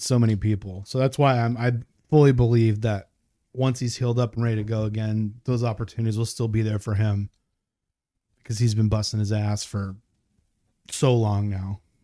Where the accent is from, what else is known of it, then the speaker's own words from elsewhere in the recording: New York, United States; I grew up in New York, so I was familiar with E C W and W W F